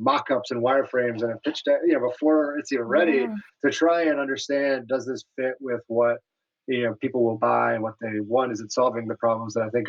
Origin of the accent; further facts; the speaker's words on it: New York City, New York, United States; I am a very proud native New Yorker.